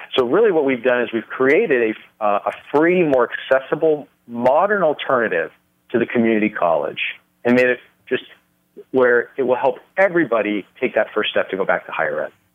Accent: Los Angeles, California, United States; moved away as an adult; also born or lived in Nevada; now in Las Vegas, United States; I was raised, uh, born and raised in California

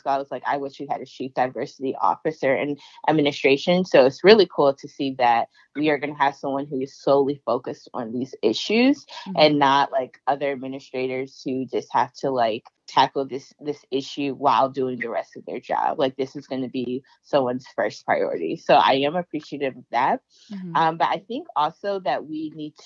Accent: Shaker Heights, Ohio, United States; I grew up in the Moreland neighborhood

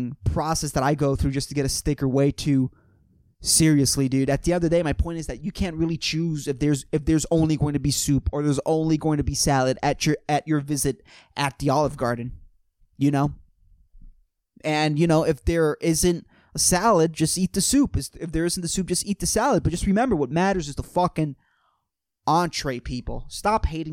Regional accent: Puerto Rico; born or raised there

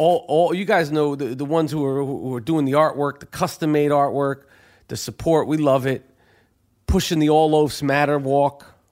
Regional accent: New York, United States; accent: thick New York; two guys with some thick New York shit.

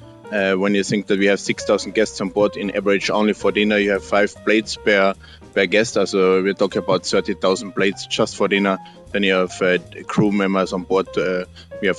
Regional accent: Austria; English is a second language; moved away as an adult; also born or lived in Salzburg, Austria / Sydney, Australia / Norway; now in Mexico; I'm born in Austria, living now in Mexico.

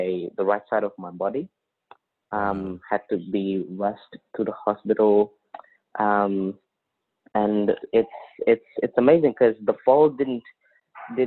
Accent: Sudan; now in Australia; I was born in Sudan

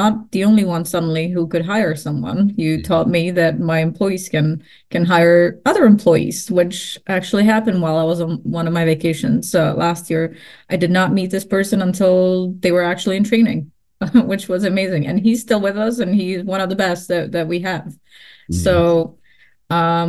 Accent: Prague, Czechia; moved away; Prague because that is my hometown

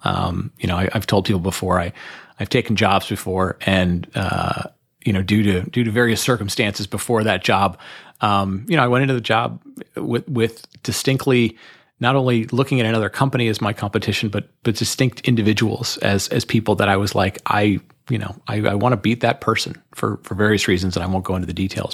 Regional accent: Detroit, Michigan, United States; I grew up in Detroit, Michigan

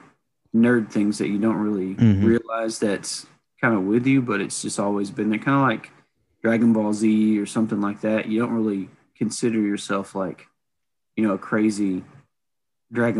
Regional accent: the South, United States; the South that where we grew up

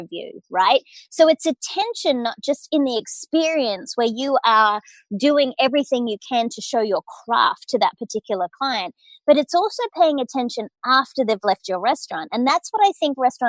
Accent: Australia; accent: Australian; moved away as an adult; now in United States; as an Australian, I grew up working hard but playing hard

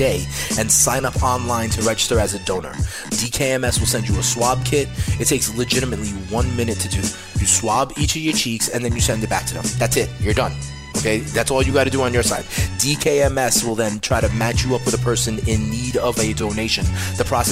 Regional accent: New York City, New York, United States; Keeping it here in NYC as well. You know we do it. Born and raised

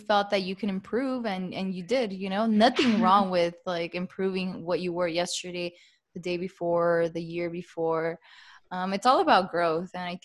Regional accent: El Monte, California, United States; I'm from El Monte

